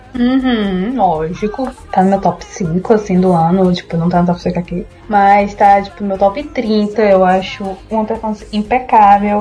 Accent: interior of Ceará, Brazil; also born or lived in Centre-West Brazil; Eu sou cearense, gente. Eu sou nascida no interior do Ceará, minha família é do interior do Ceará

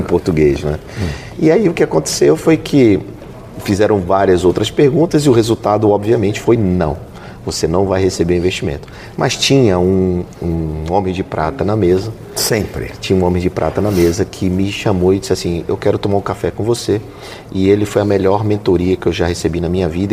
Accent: Belém, Pará, Brazil; moved away as an adult; also born or lived in Amapá / Alagoas; eu nasci no Amapá e fui criado em Belém do Pará

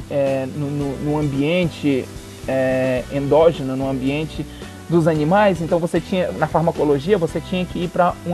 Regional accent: Northeast Region, Brazil; Eu sou nordestino, eu sempre nunca saí daquela.

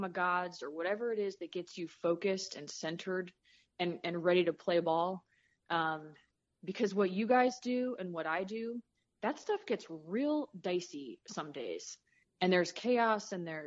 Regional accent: Southern California, United States; moved away as an adult; also born or lived in Midwest; the music that I grew up listening to in Southern California in the 80s

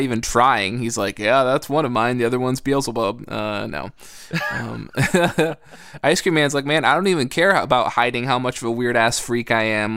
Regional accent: United States; I grew up in America.

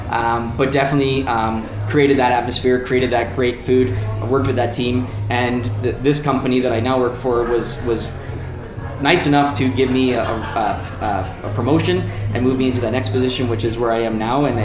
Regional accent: Waterloo, Ontario, Canada; I'm originally from Ontario in Canada, uh, in, a, in a town called Waterloo. It's about an hour from Toronto, so most of your listeners probably know Toronto. So I'm about an hour from there.

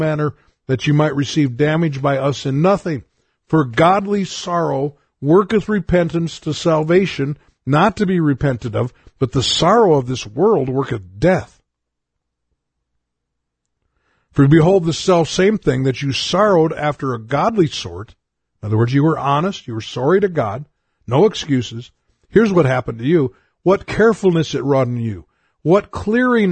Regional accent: United States; as an American

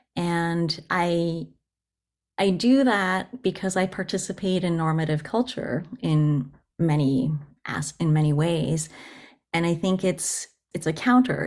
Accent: United States; first language Japanese; English is a second language; also born or lived in Japan; And then I grew up in the U S and was educated in English

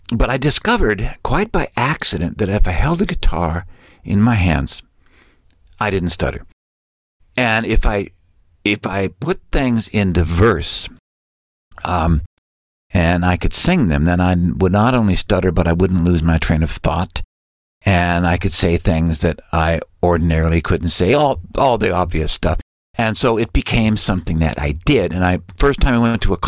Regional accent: California, United States; I'm from California. I was born in 1949.

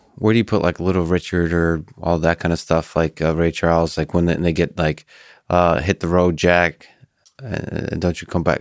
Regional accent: Russia; moved away; I grew up in the Soviet Union and Russia.

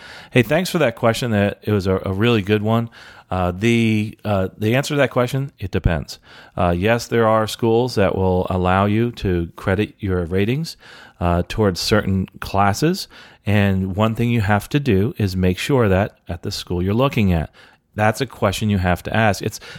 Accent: Jamaica; now in Antigua and Barbuda; I've tried getting scholarships here in Antigua, but because I'm from Jamaica and not Antiguan, I can't get it.

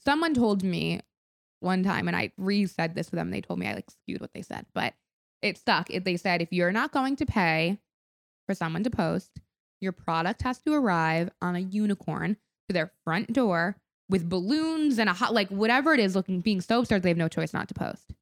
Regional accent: Palm Beach, Florida, United States; moved away; we grew up in Palm Beach

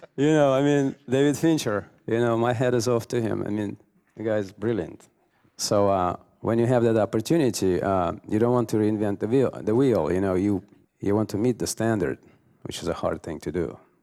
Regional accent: Russia; moved away; I come from Russia

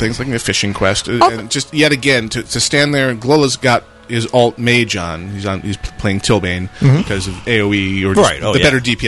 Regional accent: Buffalo, New York, United States; I grew up in Buffalo

